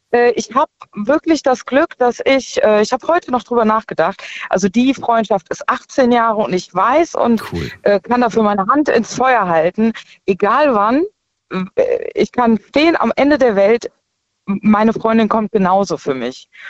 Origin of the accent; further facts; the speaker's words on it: Aachen, North Rhine-Westphalia, Germany; Genau, genau, Schön. eigentlich aus Aachen.